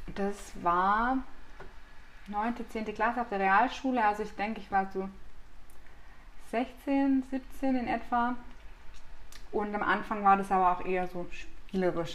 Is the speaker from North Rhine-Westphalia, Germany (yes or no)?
no; Black Forest, Baden-Württemberg, Germany; now in Munich, Germany; wie man bei uns zu Hause im Schwarzwald sagt